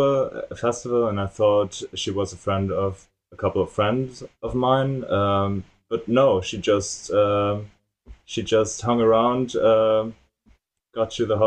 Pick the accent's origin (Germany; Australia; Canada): Germany; Hanover, Lower Saxony; I'm from Hanover, Germany.